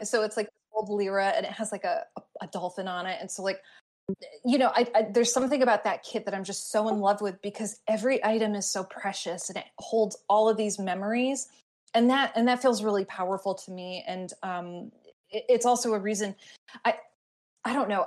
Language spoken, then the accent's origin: English; Glastonbury, Connecticut, United States; my hometown of Glastonbury, Connecticut